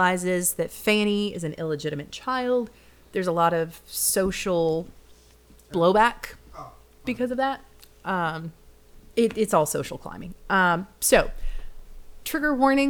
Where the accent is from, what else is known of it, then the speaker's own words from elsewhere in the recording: the South, United States; accent: Southern; I'm from the South. That's just how we say things around here. You know, you deepen your Southern accent.